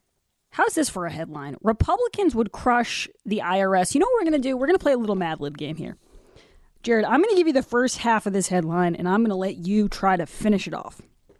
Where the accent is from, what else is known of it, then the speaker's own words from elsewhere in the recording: Milton, Massachusetts, United States; I'm from Milton